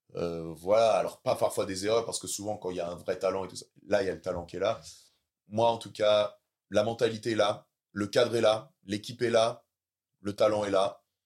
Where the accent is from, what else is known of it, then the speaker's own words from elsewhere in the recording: Caen, Normandy, France; j'ai encore mes clubs euh, qui sont là-bas, et puis voilà, euh, c'est là où j'ai, c'est là où j'ai grandi